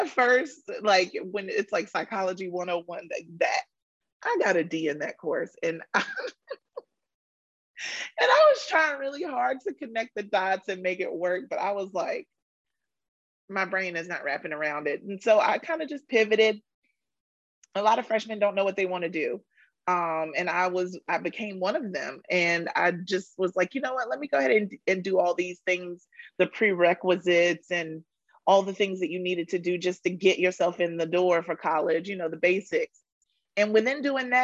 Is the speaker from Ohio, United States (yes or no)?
no; Rocky Mount, North Carolina, United States; moved away; I am from Rocky Mount, North Carolina, M-O-U-N-T, Mount, not Mountain, Mount.